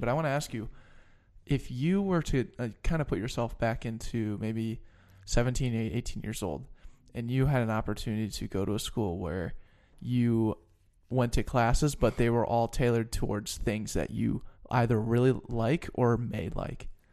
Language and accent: English; Denver, Colorado, United States; moved away; I'm from Denver